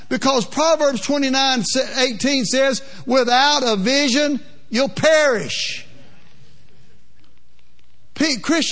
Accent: Louisiana, United States; I'm from Louisiana, a little more plain spoken than you guys are out here

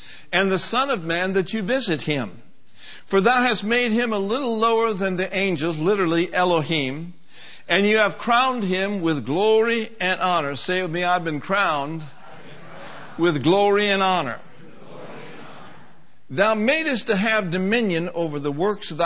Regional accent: Minneapolis, Minnesota, United States; I grew up in Minneapolis, Minnesota, and I was born in 1950

